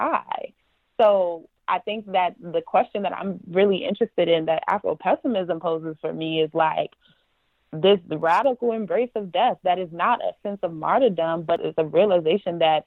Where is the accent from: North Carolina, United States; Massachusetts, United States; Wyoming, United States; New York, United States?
New York, United States; New York City; also born or lived in Yonkers, New York; where I grew up in the Bronx, New York, in Yonkers